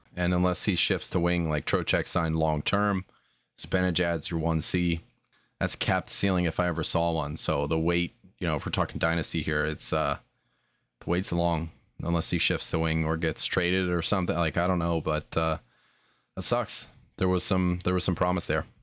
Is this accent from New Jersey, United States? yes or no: yes; New Jersey, United States; I was born in Jersey